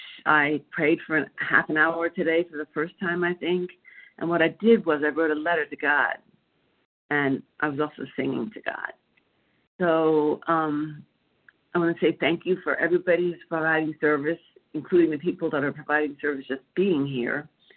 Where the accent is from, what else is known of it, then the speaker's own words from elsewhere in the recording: Philadelphia, Pennsylvania, United States; I'm from Pennsylvania, Philadelphia, actually, and I'm not sure I ever shared this meeting before.